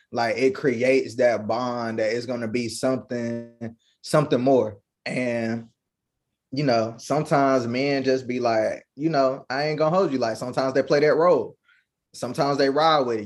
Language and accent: English; Kinston, North Carolina, United States; I'm from the 2-5, Kinston, North Carolina